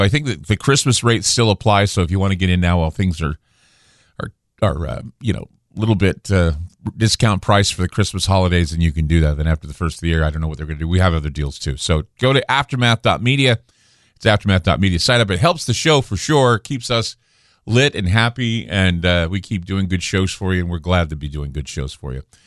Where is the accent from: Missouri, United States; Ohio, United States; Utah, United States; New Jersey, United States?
Utah, United States; now in Portland, United States; I'm from Utah, so I'm used to the snow